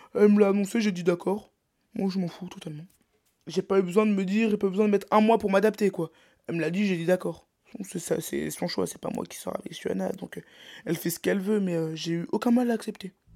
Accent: Brittany, France; je suis breton

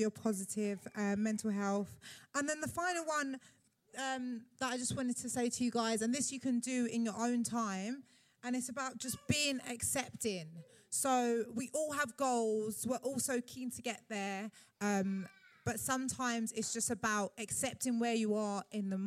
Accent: London, United Kingdom; as a Londoner

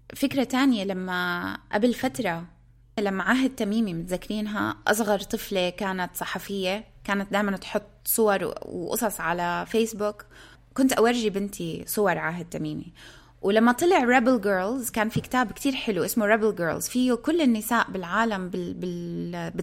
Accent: Palestine; moved away; الناس بيسالوني انت من وين بقول لهم انا من فلسطين

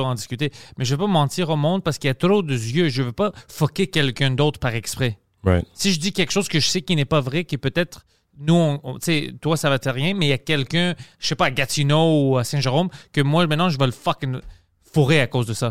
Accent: Greece; now in Quebec, Canada; avec mon accent, puis je suis grec

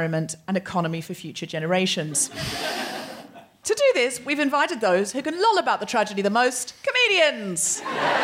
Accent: Australia; moved away; I am also Australian

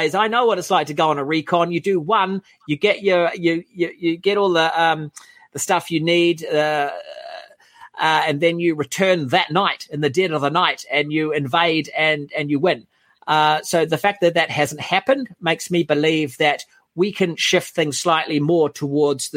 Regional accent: New Zealand; I'm from the Shire. I'm from a little, island in the South Pacific, set of islands, I should say.

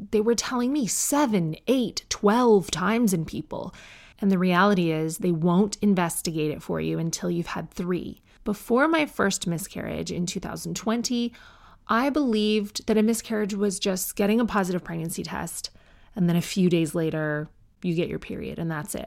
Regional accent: Canada; I'm Canadian.

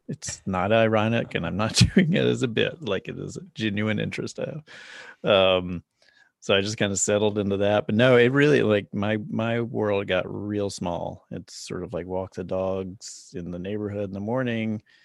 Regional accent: Charlotte, North Carolina, United States; moved away as an adult; also born or lived in New York; now in Los Angeles, United States; I grew up in Charlotte, North Carolina, and I left there when I was about seventeen? No. No, I left there when I was in my twenties

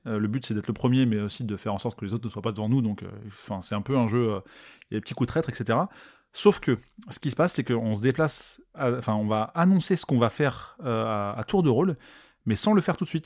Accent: France; en tant que Français

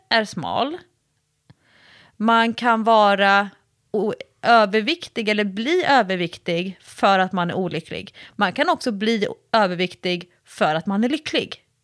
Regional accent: Sweden; sitter jag ju som en svensk träningsexpert

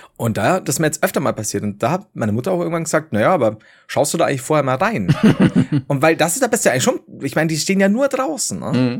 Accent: the South, Southern Germany, Germany; ich komme aus dem Süden

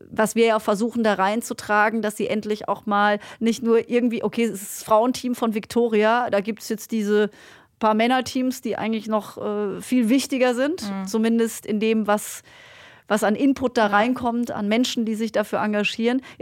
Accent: Black Forest, Baden-Württemberg, Germany; komm aus dem Schwarzwald, Leute. Ich kann kein Hochdeutsch und schon gar kein äh, Hamburgerisch.

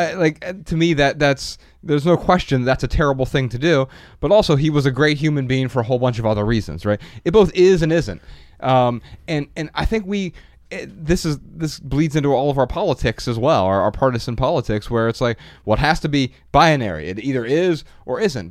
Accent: Dayton, Ohio, United States; we're from Dayton, Ohio.

